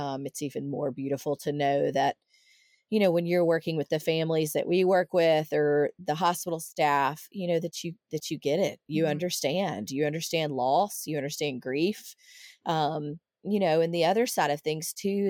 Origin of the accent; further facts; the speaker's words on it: outside of Nashville, Tennessee, United States; moved away as an adult; I grew up outside of Nashville, but it's been, you know, coming up on 24 years since I lived there